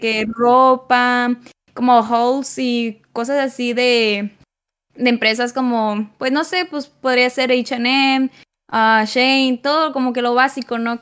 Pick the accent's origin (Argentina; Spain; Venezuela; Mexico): Mexico; Nuevo Laredo, Tamaulipas; yo soy originaria este, de aquí, de Nuevo Laredo